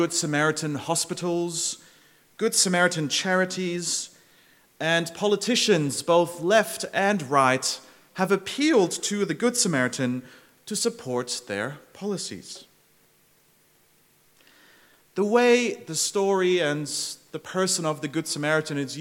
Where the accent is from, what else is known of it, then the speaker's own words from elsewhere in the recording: Zurich, Switzerland; moved away as an adult; now in Melbourne, Australia; I grew up in Zurich, and every day on my commute to high school, I would pass by old historic cathedrals